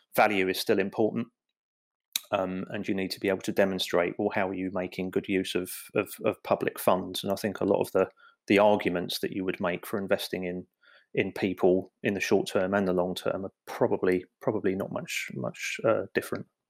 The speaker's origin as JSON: {"language": "English", "region": "London", "country": "United Kingdom", "tie": "born or raised there", "said": "I grew up in the East End of London"}